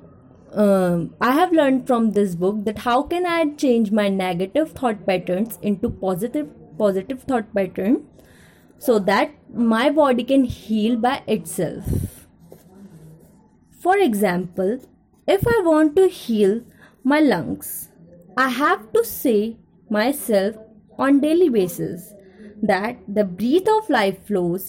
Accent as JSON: {"language": "English", "town": "Ghaziabad", "region": "Uttar Pradesh", "country": "India", "said": "I am from Ghaziabad"}